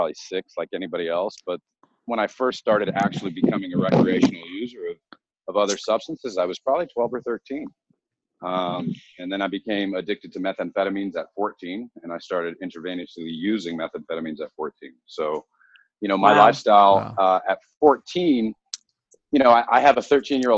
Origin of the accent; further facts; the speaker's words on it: United States; also born or lived in Southern California / Arizona; I come from Southern California, and I also come from Arizona, where I grew up between the two places